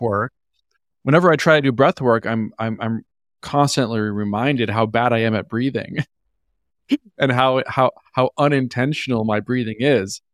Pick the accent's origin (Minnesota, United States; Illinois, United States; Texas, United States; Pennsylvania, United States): Minnesota, United States; also born or lived in New York / Los Angeles; now in Austin, United States; I grew up in Minnesota. I'm originally from a small town in Minnesota